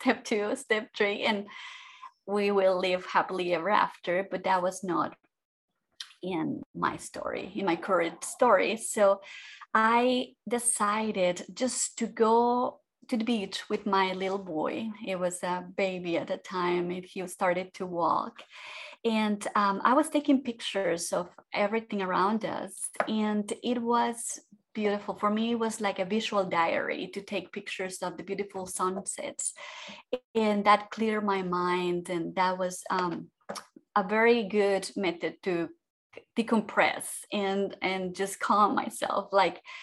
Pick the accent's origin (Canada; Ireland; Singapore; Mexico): Mexico; moved away as an adult; also born or lived in Austria; now in Florida, United States; I was born in Mexico, like you say, in a family of five girls